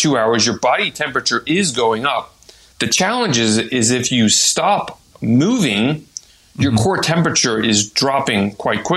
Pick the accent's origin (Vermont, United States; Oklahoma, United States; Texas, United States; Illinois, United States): Texas, United States; also born or lived in France; now in Arizona, United States; I'm originally from Texas